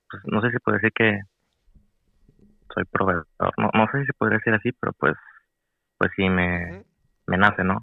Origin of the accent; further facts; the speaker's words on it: Monterrey, Nuevo León, Mexico; Sí, pues yo pues soy de Monterrey, ¿verdad?